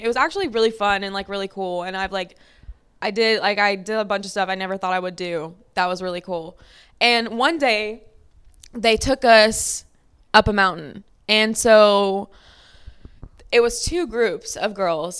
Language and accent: English; Lafayette, Louisiana, United States; I'm from Lafayette, Louisiana, which is below sea level